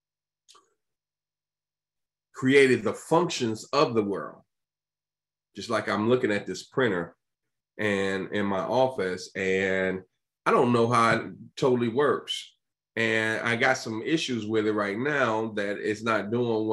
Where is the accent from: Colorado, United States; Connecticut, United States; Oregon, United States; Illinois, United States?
Illinois, United States; Chicago; I'm from Chicago